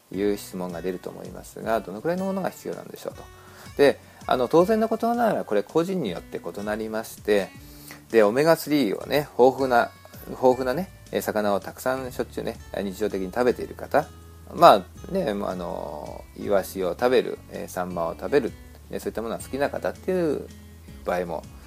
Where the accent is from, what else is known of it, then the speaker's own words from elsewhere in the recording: Japan; moved away as an adult; now in United States; 私もまあ日本で 生まれ育ちました